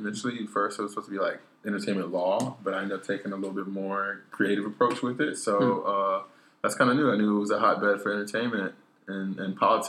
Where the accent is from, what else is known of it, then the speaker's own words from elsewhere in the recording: Alpharetta, Georgia, United States; From Atlanta, Georgia. You know, a suburb called Alpharetta, Georgia.